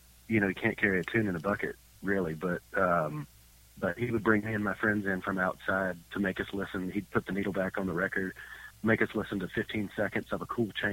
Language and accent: English; Texas, United States; also born or lived in Georgia / Montana; I'm originally from Georgia and grew up in Texas. Spent most of my life in, most of my early life in Texas.